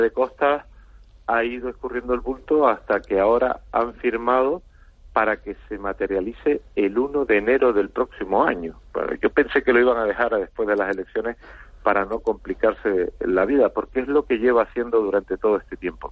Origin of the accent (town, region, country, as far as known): Canary Islands, Spain